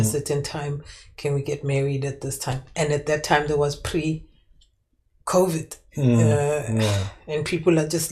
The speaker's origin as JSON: {"language": "English", "country": "South Africa", "said": "as a South African living in South Africa"}